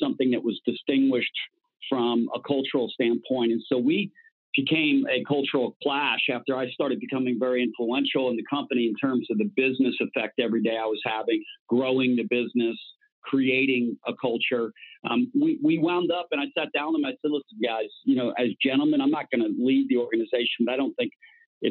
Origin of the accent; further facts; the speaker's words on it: Miami, Florida, United States; growing up in Miami, I played baseball, football, basketball, and all the youth leagues